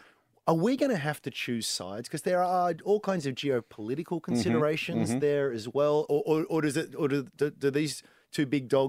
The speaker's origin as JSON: {"language": "English", "country": "Australia", "said": "How can I profit or at least protect my downside as an Aussie investor?"}